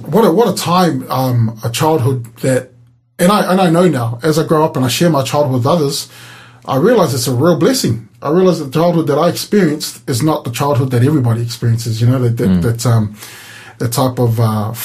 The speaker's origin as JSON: {"language": "English", "country": "New Zealand", "tie": "born or raised there", "moved": "yes", "lives_now": "Hobart, Australia", "said": "I grew up in New Zealand. We grew up in the suburbs"}